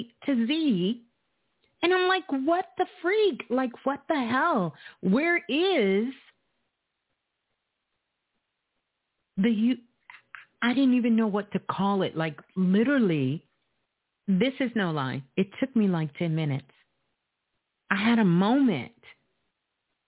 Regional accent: United States; I'm from the States

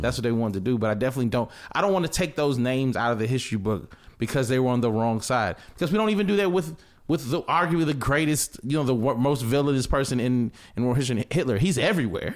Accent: the South, United States; I'm from the South

